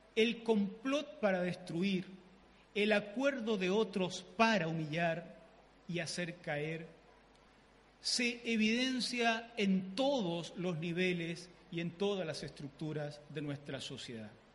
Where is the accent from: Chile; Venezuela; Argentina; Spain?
Chile; southern Chile; yo soy el chileno típico